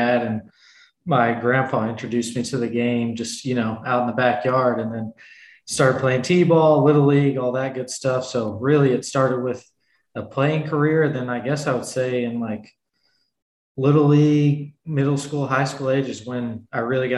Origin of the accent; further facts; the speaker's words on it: Louisville, Kentucky, United States; I'm from Louisville, Kentucky, so about an hour and a half from Cincinnati